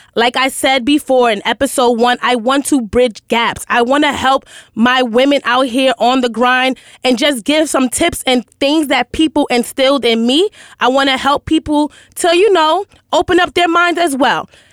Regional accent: New York City, New York, United States; I'm from Hell's Kitchen

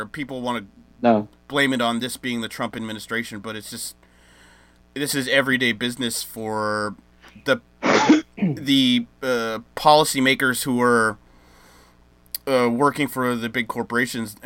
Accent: United States; me as an American

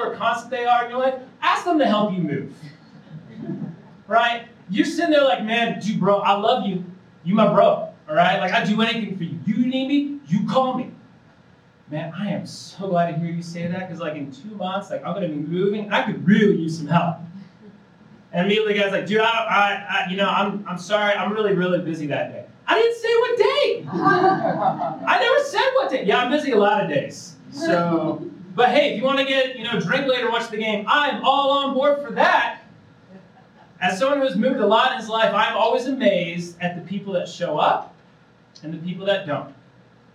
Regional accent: Indiana, United States; moved away as an adult; now in Colorado, United States; I'm originally from Indiana. I moved out of Colorado 3 years ago

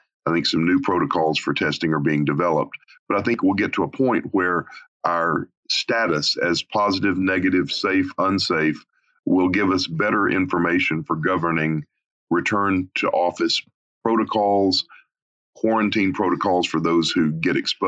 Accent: Arkansas, United States; moved away; a small town, my hometown in Arkansas

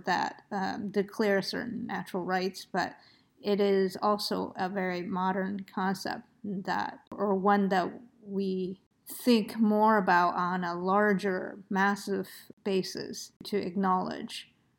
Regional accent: United States; as an American thinking of Europe, there is this idea especially as a liberal American thinking of Europe

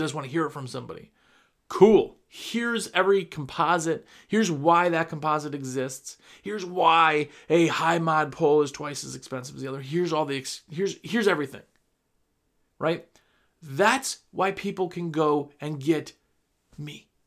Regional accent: Wisconsin, United States; also born or lived in New Jersey; I'm from Wisconsin

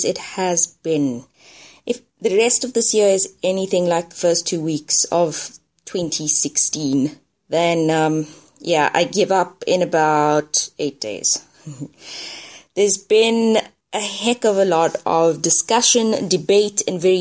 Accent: South Africa; I am South African.

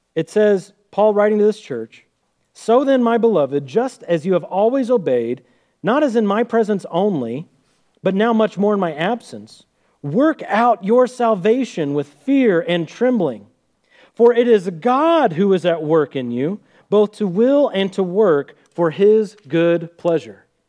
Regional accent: Sedalia, Missouri, United States; we're from Sedalia, Missouri, home of the Missouri State Fair.

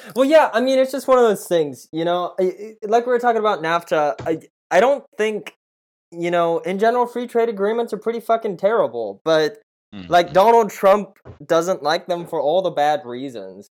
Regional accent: Tulsa, Oklahoma, United States; I took that drive literally every day in high school to Booker T uh, because I grew up on Brookside, down Peoria

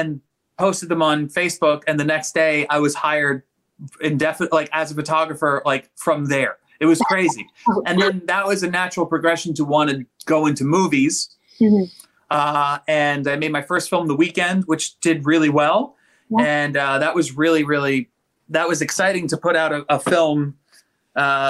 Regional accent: New York City, New York, United States; I was born and raised in Staten Island, New York

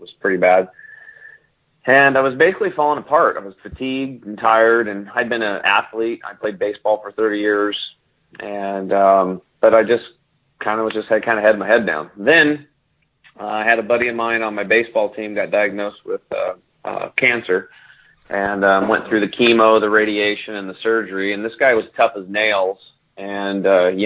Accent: Eastern Oregon, United States; I grew up over in Eastern Oregon, which is about 50 years repressed from the rest of society

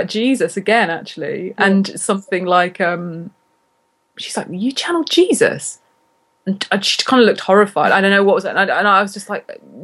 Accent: Cambridge, East of England, United Kingdom; moved away; my hometown, which is Cambridge in England

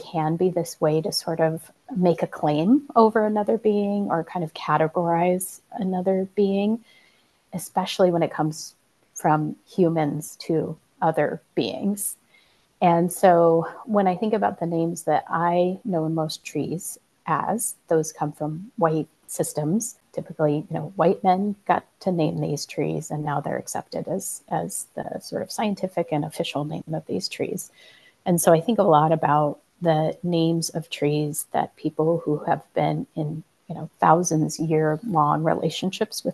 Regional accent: Colorado, United States; I grew up in Colorado

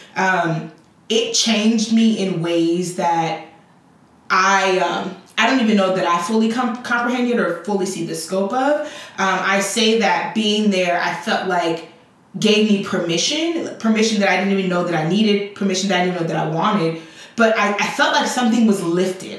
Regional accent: Chicago, Illinois, United States; also born or lived in Liberia; I grew up in Liberia, uh, in um, Chicago. And although I was raised by Liberian parents, I was raised for the most part, you know, with American cultural norms.

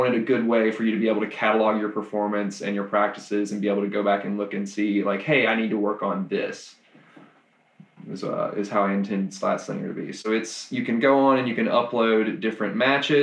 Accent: Mississippi, United States; moved away as an adult; now in Nashville, United States; I'm from Mississippi originally, and I moved up kind of during the program

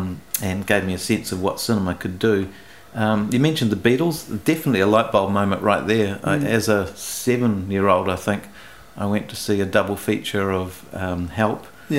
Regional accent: New Zealand; English is a second language; And Yeah, I grew up in New Zealand. I couldn't speak a word of English the first day I went to school.

